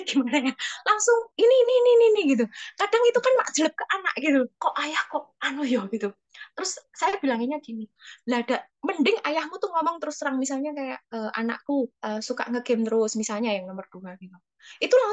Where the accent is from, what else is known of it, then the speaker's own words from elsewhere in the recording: Java, Indonesia; accent: Javanese (medok); Kalau orang Jawa itu maaf ya, aku nggak, aku memang medok ini.